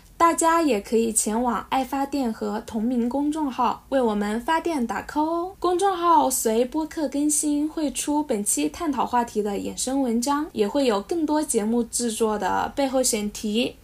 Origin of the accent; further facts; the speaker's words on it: Hubei, China; accent: Hubei-accented Mandarin; 请原谅我这个湖北塑料普通话